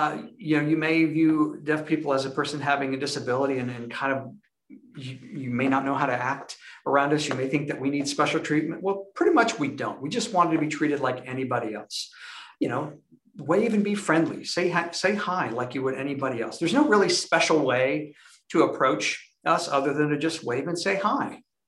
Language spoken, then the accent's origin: English; Minnesota, United States; now in Oxford, United States; I'm from Minnesota. I moved to Alabama about 6 years ago, and I live in Oxford as well.